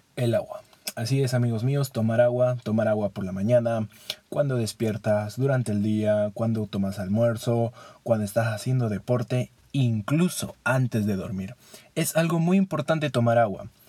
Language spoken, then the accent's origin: Spanish; Peru; Como buen peruano que soy, extraño la Inca-Kola